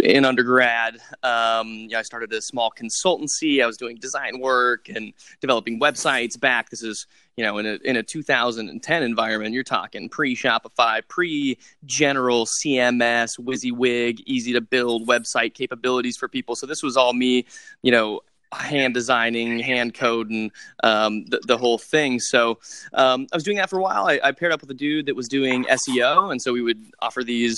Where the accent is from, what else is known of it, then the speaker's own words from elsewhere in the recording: Western Nebraska, United States; moved away; I grew up in Western Nebraska in this rural area.